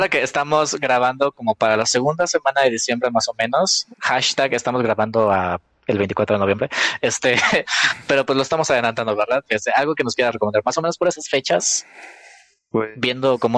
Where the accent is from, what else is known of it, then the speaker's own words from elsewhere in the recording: Mexico; Es que yo soy mexicana, yo quiero comer sopa de tortilla